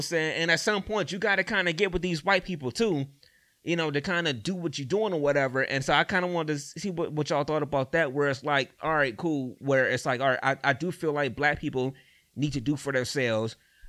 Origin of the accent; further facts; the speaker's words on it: East Cleveland, Ohio, United States; all right, I'm from EC or whatever, I grew up in East Cleveland, you know what I'm saying?